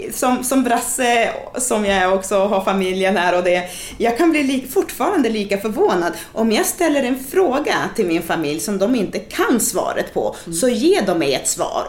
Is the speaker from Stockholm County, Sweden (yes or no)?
no; Umeå, Västerbotten County, Sweden; i Umeå då, där jag, där jag är ifrån